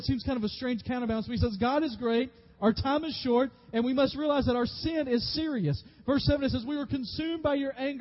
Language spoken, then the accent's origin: English; West Tennessee, United States; I grew up in West Tennessee